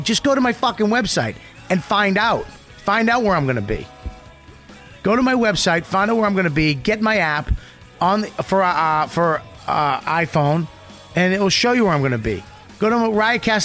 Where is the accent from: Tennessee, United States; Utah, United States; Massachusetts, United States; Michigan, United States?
Massachusetts, United States; Boston; moved away; My hometown